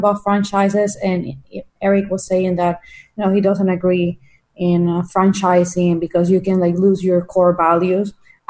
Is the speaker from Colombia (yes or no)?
yes; Colombia; now in Florida, United States; I'm right now in Florida. I'm originally from Colombia